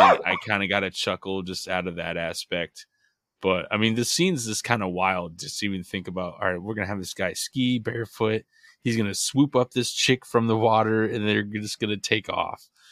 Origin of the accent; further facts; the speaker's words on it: Midwest, United States; we're from the Midwest, so it is freezing cold, snowy